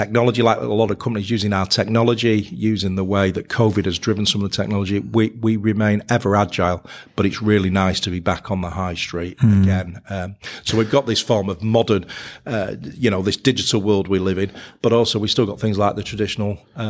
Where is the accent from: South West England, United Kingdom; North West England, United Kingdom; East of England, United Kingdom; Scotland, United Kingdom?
North West England, United Kingdom; Manchester; and I'm a Mancunian, so I had to get that one in.